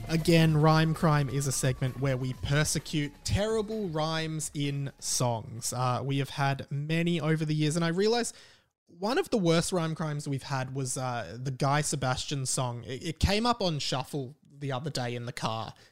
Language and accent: English; Australia; accent: Australian; my Australian accent.